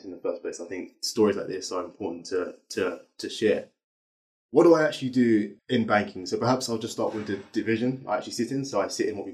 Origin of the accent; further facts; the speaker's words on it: London, United Kingdom; I grew up in Southeast London